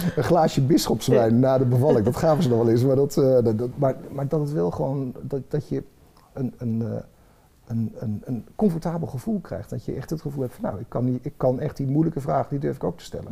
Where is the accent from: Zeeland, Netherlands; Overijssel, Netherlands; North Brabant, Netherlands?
Overijssel, Netherlands; Twente; ik kom uit Twente